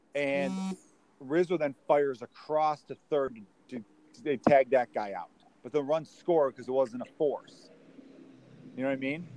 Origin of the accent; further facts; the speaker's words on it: Chicago, Illinois, United States; I grew up in Chicago